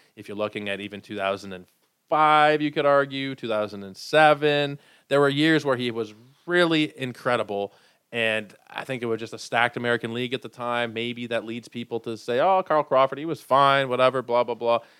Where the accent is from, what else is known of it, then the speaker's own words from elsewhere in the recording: Toronto, Ontario, Canada; I'm from Toronto.